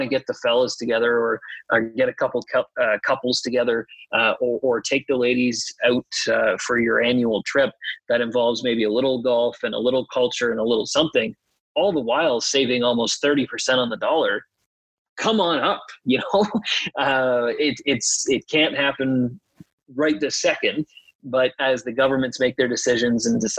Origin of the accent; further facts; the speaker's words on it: Canada; I'm Canadian and go to Cabot